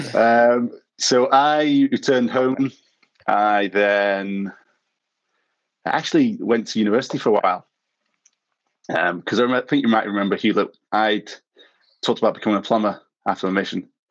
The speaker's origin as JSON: {"language": "English", "town": "Manchester", "region": "North West England", "country": "United Kingdom", "tie": "born or raised there", "also_born_or_lived": "London / Cape Town", "moved": "as an adult", "lives_now": "Groomsport, United Kingdom", "said": "I spent most of my life growing up in Manchester. I moved down to London when I was 18"}